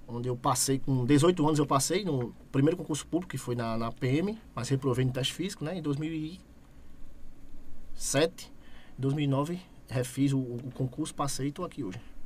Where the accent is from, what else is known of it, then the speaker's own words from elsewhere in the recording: Itambé, Pernambuco, Brazil; Eu sou nascido e criado em Itambé.